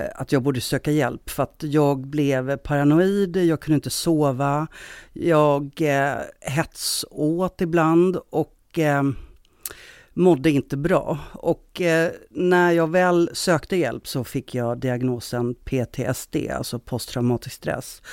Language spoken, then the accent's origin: Swedish; Stockholm, Stockholm County, Sweden; moved away as an adult; now in Gothenburg, Sweden; Jag är från Stockholm, men jag har bott i Göteborg ganska många år nu.